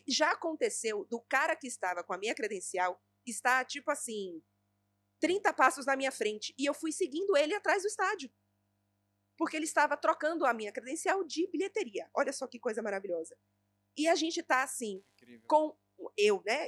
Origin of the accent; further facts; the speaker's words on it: Bahia, Brazil; eu sou baiana